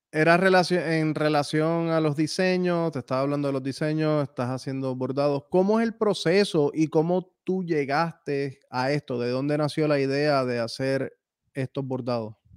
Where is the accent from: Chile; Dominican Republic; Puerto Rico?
Puerto Rico; moved away as an adult; yo llevo viviendo fuera de Puerto Rico desde el 2010